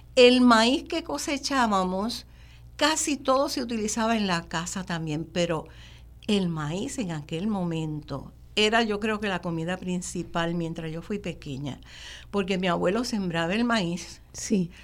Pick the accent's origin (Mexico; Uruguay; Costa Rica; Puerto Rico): Puerto Rico; Gurabo; also born or lived in Río Piedras; en esa finca fue que yo nací, fue que me crié